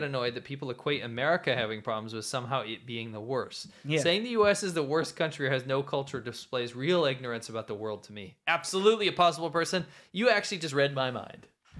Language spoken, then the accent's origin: English; United States; I'm American, I get annoyed.